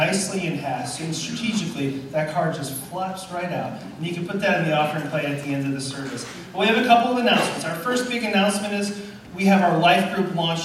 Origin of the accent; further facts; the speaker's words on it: Illinois, United States; now in San Diego, United States; I'm from Illinois